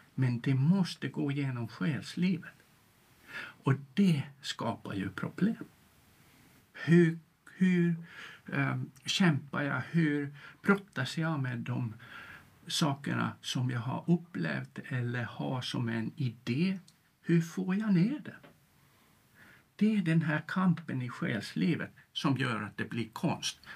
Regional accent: Tampere, Pirkanmaa, Finland; moved away as an adult; now in Sweden; uppvuxen i Tammerfors i Finland och gått Waldorfskolan där

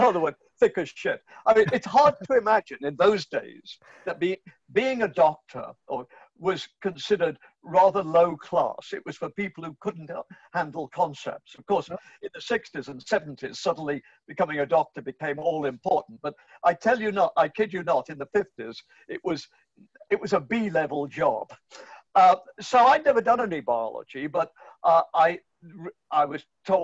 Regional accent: England, United Kingdom; moved away as an adult; also born or lived in Canada; now in Florida, United States; I grew up in England in the 1950s.

